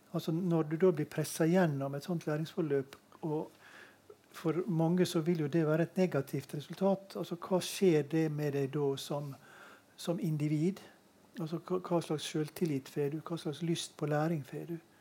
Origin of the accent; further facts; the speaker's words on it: Møre og Romsdal, Norway; jeg kommer jo fra Møre og Romsdal